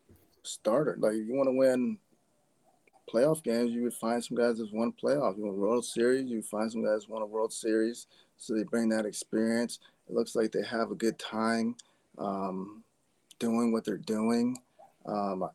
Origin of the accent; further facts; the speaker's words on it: Fort Collins, Colorado, United States; I'm from Fort Collins, Colorado. I was born in Fort Collins